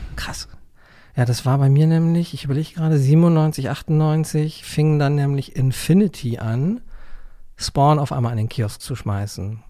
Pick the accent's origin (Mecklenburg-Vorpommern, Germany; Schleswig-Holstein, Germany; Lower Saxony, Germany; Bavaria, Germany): Mecklenburg-Vorpommern, Germany; Neubrandenburg; in meiner Heimatstadt, in Neubrandenburg